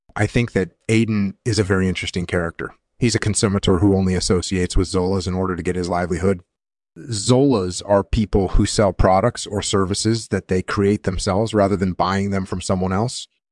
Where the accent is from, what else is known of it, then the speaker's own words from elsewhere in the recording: Hawaii, United States; moved away as an adult; also born or lived in California; I grew up in Hawaii